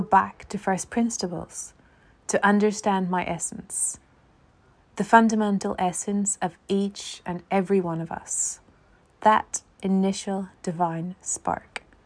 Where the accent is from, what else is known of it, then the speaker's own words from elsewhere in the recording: Ireland; an Irish theologian